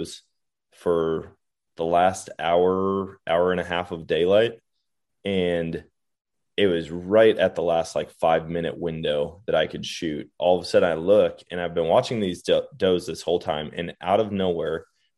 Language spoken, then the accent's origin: English; Wisconsin, United States; growing up in Wisconsin